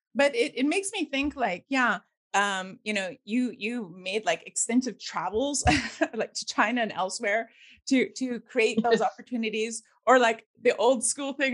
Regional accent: Victoria, British Columbia, Canada; as a Canadian, I'm I'm actually originally from Victoria in BC mm. on the mm. west coast, and um, nice. I grew up in the 70s

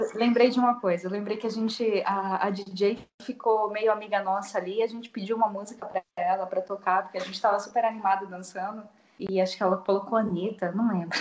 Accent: Assis, São Paulo, Brazil; sou de Assis, interior de São Paulo

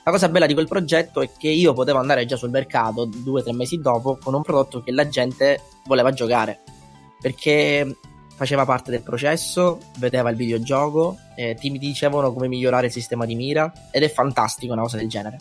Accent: Messina, Sicily, Italy; moved away as an adult; also born or lived in London; now in Milan, Italy; io ho 22 anni, sono di Messina, siciliano

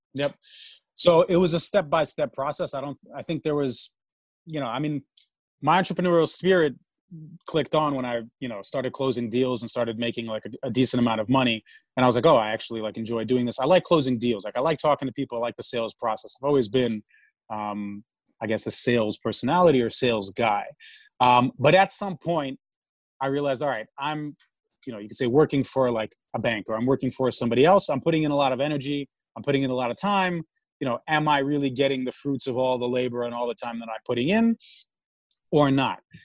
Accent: New York City, New York, United States; also born or lived in Moscow, Russia; I grew up in New York. Grew up in New York City, living in Manhattan.

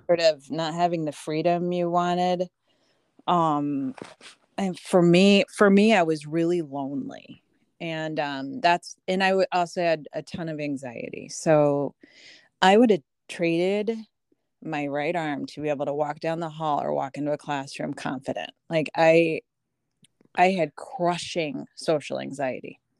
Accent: Des Moines, Iowa, United States; moved away as an adult; also born or lived in Aurora, Illinois; now in LaGrange Park, United States; We didn't move to Des Moines till I was two and a half. So, overall, I was only in Des Moines seventeen years

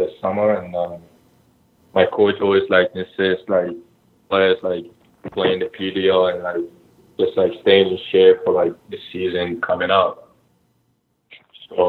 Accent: Ghana; now in United States; We grew up together in Ghana. Like, we played in the same academy. And we both came to the U.S. actually the same year

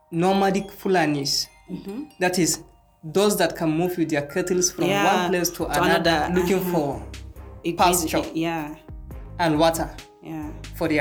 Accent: the Northeast, North East Nigeria, Nigeria; I'm from the Northeast.

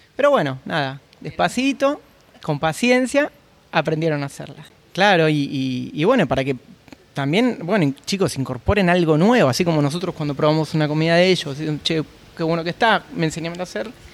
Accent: Buenos Aires, Argentina; moved away as an adult; now in Oman; yo soy de Buenos Aires, Argentina, eh, muy conocidos por, el fútbol y el, asado

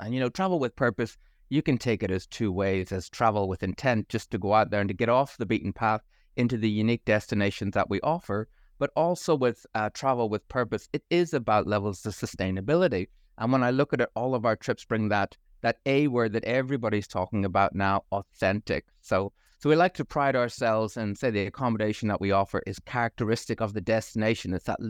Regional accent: Belfast, Northern Ireland, United Kingdom; moved away as an adult; also born or lived in Boston / Auckland; But originally, I'm from Belfast in Northern Ireland. And as all good Irish graduates do, you go off, and I moved to Boston. I fell in love with a Kiwi, ended up over in Auckland for 5 years

